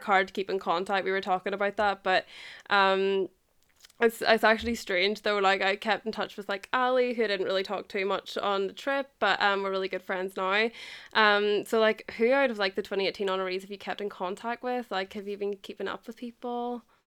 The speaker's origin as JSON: {"language": "English", "country": "Ireland", "said": "I'm from Ireland"}